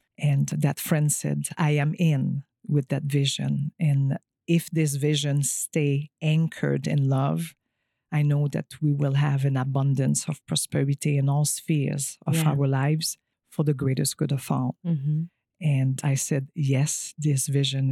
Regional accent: Quebec, Canada; English is a second language; moved away as an adult; also born or lived in California; I am French Canadian. I come from a small village about an hour from Montreal

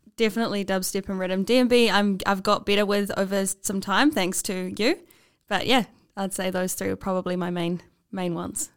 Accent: Taupo, Waikato, New Zealand; moved away; I'm from Taupo, uh, and there's one bar there, Finn's

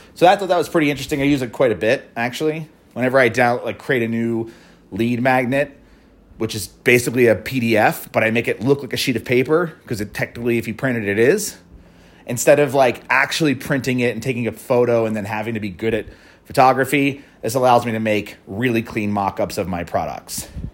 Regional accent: Philadelphia, Pennsylvania, United States; a Philly company, my hometown

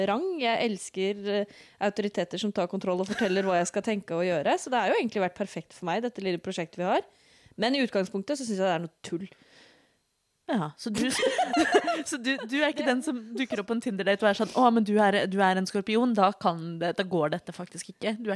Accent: Oslo, Norway; jeg bruker hen-pronomen, og jeg er født og oppvokst i Oslo.

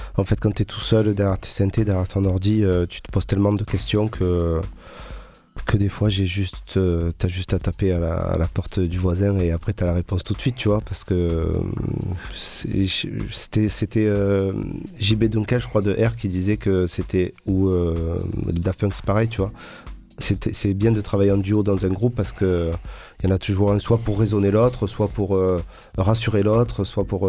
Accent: Marseille, Provence-Alpes-Côte d'Azur, France; also born or lived in Paris / Corsica; de mon arrivée à Marseille

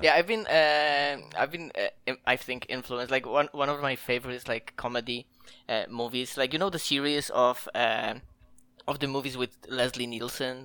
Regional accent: Poland; I'm from Poland

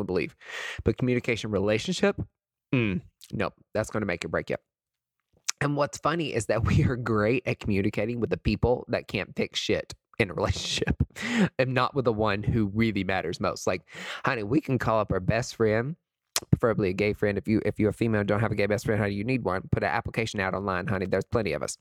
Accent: East Tennessee, United States; I'm from East Tennessee

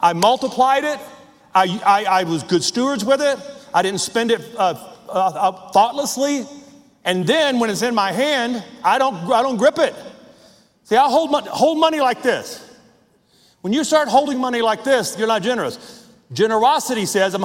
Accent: Logansport, Louisiana, United States; I grew up on the Marshall Highway, 6 miles outside of Logansport, Louisiana.

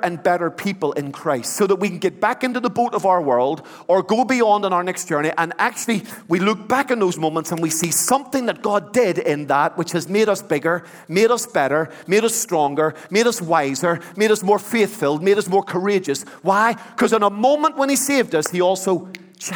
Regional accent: Belfast, Northern Ireland, United Kingdom; When I was a boy, I grew up in the Troubles in Belfast.

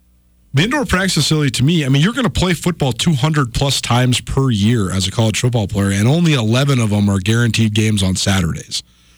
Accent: Montana, United States; we're from Montana and we live here and it's so cold all the time.

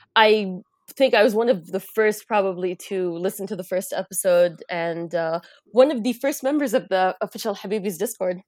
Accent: United States; now in Riyadh, Saudi Arabia; I was born and raised in the United States

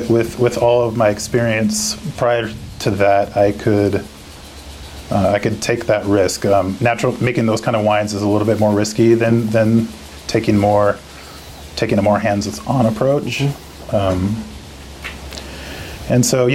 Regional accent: Oregon, United States; also born or lived in France; I'm from Oregon. I'm a fifth generation Oregonian.

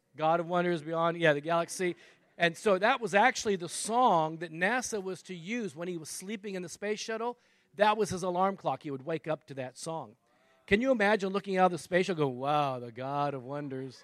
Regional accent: Texas, United States; I'm a Texan, right? I'm in Texas

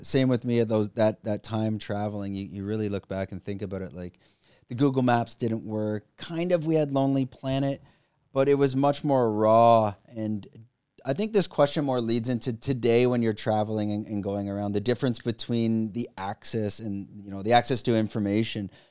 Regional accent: Canada; moved away; I'm from Canada

